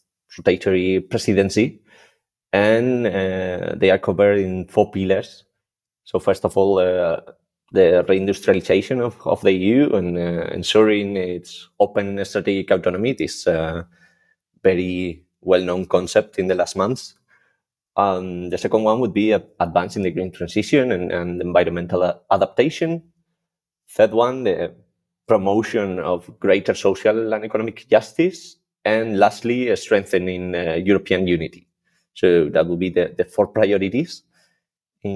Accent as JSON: {"language": "English", "country": "Spain", "moved": "yes", "lives_now": "Brussels, Belgium", "said": "I'm from Spain"}